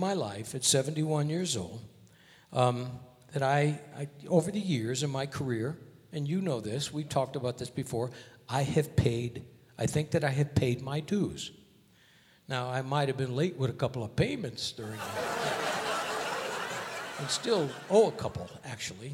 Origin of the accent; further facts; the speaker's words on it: Hartford, Connecticut, United States; my hometown of Hartford, Connecticut